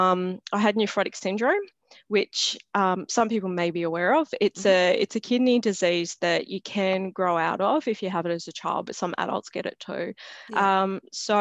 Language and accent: English; Sydney, New South Wales, Australia; I grew up not far from here. So I live in Western Sydney